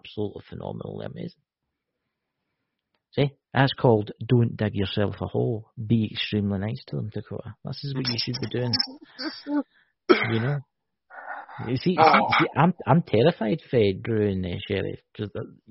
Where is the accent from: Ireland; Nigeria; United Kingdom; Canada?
United Kingdom; Scotland; I'm Scottish